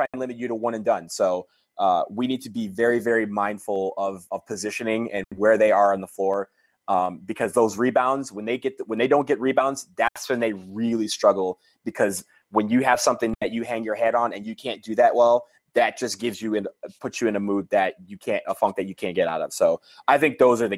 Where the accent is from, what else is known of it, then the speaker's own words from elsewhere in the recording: Michigan, United States; I'm from Michigan